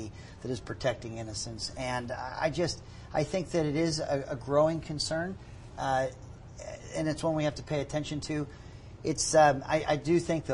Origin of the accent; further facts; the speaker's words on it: Pittsburgh, Pennsylvania, United States; now in Utah, United States; I grew up in Pittsburgh, and we had two papers.